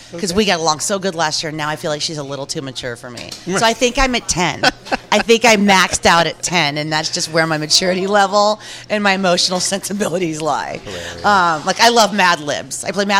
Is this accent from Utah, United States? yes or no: no; Jackson, Mississippi, United States; born there; I was born in Jackson, Mississippi, and my father was a civil rights activist, which was not a popular thing to be in 1975 in Mississippi at all.